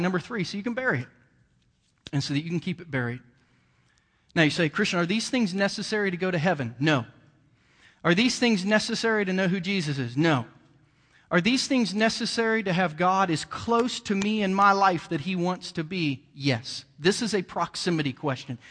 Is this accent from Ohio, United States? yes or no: yes; Bainbridge, Ohio, United States; moved away; also born or lived in Jackson County, Missouri; I grew up in Southern Ohio and a redneck town, um, you know, and, and just was an old country boy from Bainbridge, Ohio